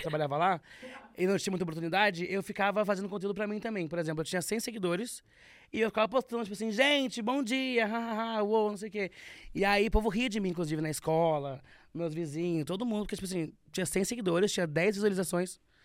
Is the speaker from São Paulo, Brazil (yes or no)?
no; Rio Grande do Sul, Brazil; moved away; eu sou gaúcho